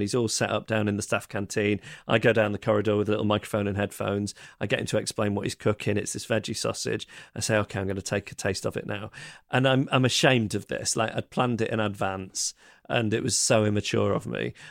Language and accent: English; Manchester, North West England, United Kingdom; I'm from Manchester